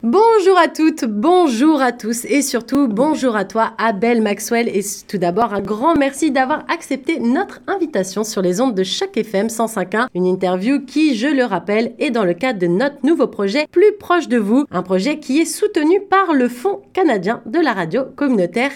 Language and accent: French; Paris, Île-de-France, France; je viens de Paris